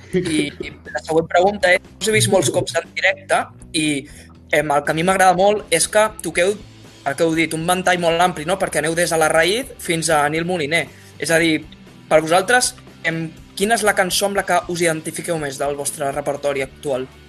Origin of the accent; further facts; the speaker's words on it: Vilanova i la Geltrú, Catalonia, Spain; jo sóc de Vilanova